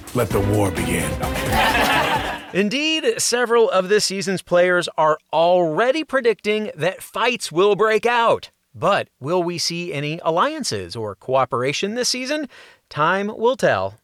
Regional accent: New York City, New York, United States; I'm from Queens

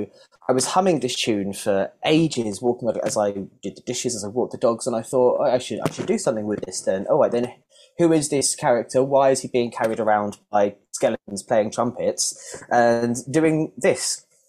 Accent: South East England, United Kingdom; I grew up just around London, but the edges were knocked off my accent over. I've lived down here for about 10 years now

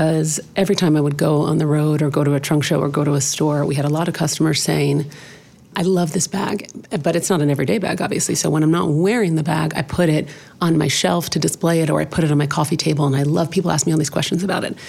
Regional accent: Los Angeles, California, United States; I grew up in Los Angeles

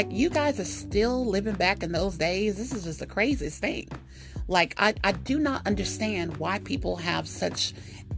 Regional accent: United States; I'm African American.

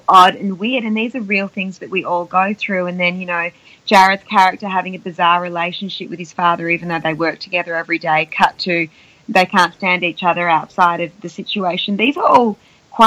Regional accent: Australia; accent: Australian; when I'm surrounded around the Aussies, you can probably tell my accent's really thick

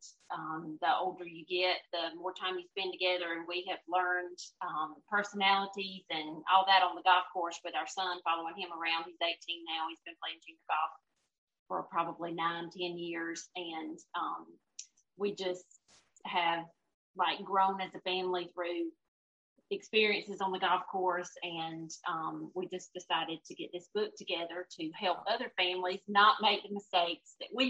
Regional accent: Lincolnton, Georgia, United States; I grew up in Lincoln, Georgia, right outside McCormick.

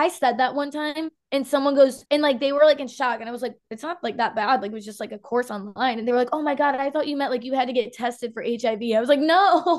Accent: Illinois, United States; moved away as an adult; now in Florida, United States; I am a 24-year-old hairstylist. I'm from Illinois, a little bit south of Chicago. I say I'm from Chicago. I'm not from Chicago.

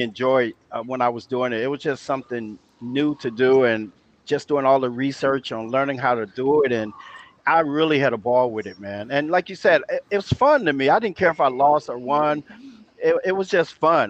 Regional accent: Los Angeles, California, United States; also born or lived in San Antonio, Texas; moved to Los Angeles about the third grade

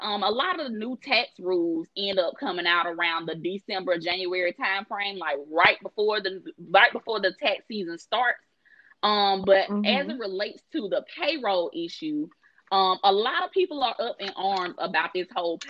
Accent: Jackson, Alabama, United States; accent: country; now in Atlanta, United States; So I'm originally from Jackson, Alabama, which is an hour above Mobile, Alabama.

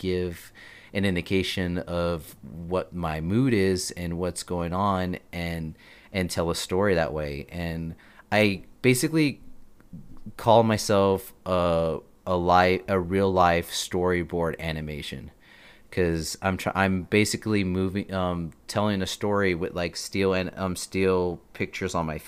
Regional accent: Texas, United States; also born or lived in El Paso, Texas; I was born in El Paso, Texas. I lived there for not the majority of my life, a good amount. And when my parents unfortunately got divorced, I transferred over to Milshi, Texas, where my mother grew up

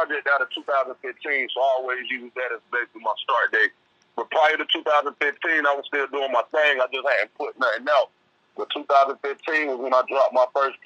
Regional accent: Durham, North Carolina, United States; now in Charlotte, United States; I'm currently in Charlotte, North Carolina, but I'm from Durham, though.

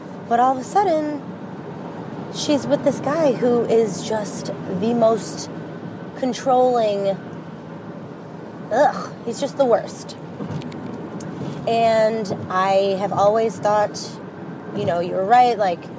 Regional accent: Chicago, Illinois, United States; I am 33 from Chicago.

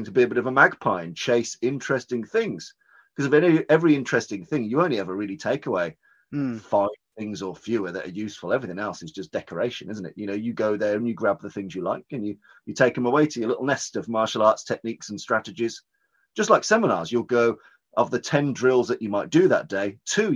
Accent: Birmingham, West Midlands, United Kingdom; I'm from Birmingham, which is in the middle of the UK

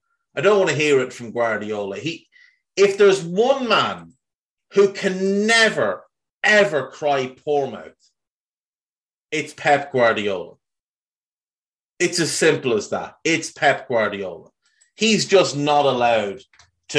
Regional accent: Ireland; if you grew up in Ireland when I grew up in Ireland

